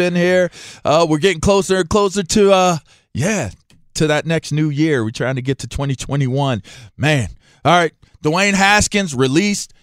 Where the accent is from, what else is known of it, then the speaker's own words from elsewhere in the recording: Pittsburgh, Pennsylvania, United States; also born or lived in Ross Township / Manchester, Pittsburgh; being a young man in Pittsburgh I grew up, I'm, I'm, I'm from East Hills